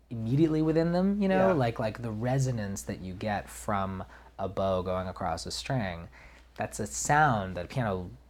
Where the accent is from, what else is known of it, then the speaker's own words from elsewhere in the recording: New York, United States; I'm from New York